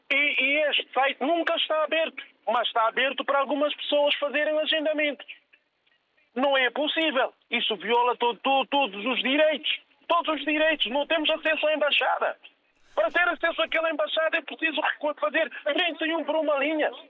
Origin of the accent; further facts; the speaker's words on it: Guinea-Bissau; now in Lisbon, Portugal; na Guiné, que é o meu país de origem.